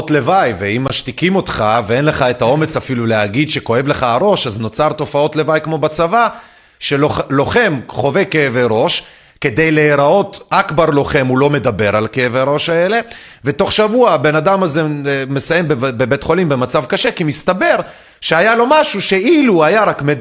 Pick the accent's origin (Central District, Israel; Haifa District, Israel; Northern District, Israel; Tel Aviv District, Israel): Central District, Israel; Kokhav Yair-Tzur Yigal; צור יגאל, כוכב יאיר, מועצה קטנה שנמצאת 11 קילומטרים צפונית-מזרחית לכפר סבא. אני במקרה גדלתי במועצה הזאת במשך שנות נערותי, אה, וגם בימי הצבא